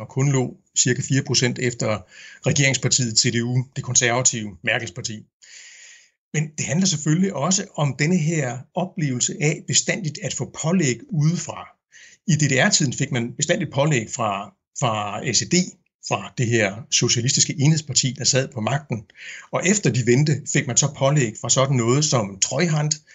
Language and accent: Danish; Denmark; first language Danish; moved away as an adult; also born or lived in Berlin, Germany; now in Meissen, Germany; lige så højt jeg elsker mit modersmål, lige så store problemer har jeg egentlig med mit fædreland